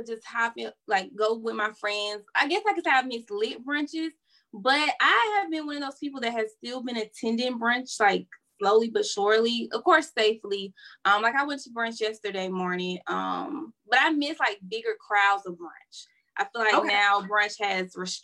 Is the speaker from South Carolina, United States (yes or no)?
yes; Florence, South Carolina, United States; now in Columbia, United States; I'm originally from Florence, South Carolina, but I currently reside in Columbia